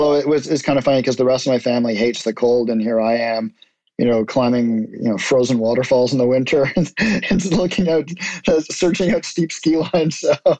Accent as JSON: {"language": "English", "region": "Lagos", "country": "Nigeria", "tie": "born or raised there", "said": "So my parents are both Canadian, but I was raised in Lagos, Nigeria, which is, for anybody who doesn't know, it's on the west coast of Africa, just above the equator."}